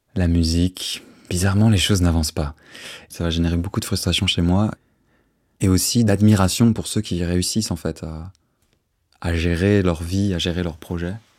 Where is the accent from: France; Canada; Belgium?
Belgium; Auderghem, Brussels-Capital Region; Je suis bruxellois, j'ai 25 ans depuis un mois. Je suis né là, au bout de la rue Neuve, et puis j'ai grandi à Odergem